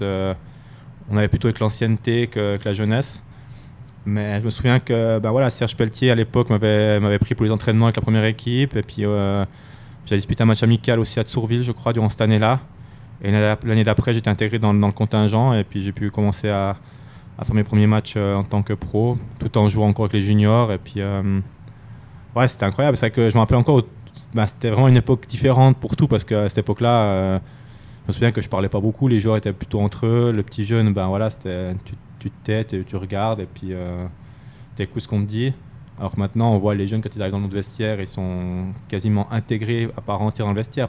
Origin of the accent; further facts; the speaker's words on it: Fribourg, Switzerland; moved away as an adult; also born or lived in Ajoie; Fribourg, ça reste particulier parce que quand même, euh, c'est là d'où je viens, c'est là que j'ai grandi.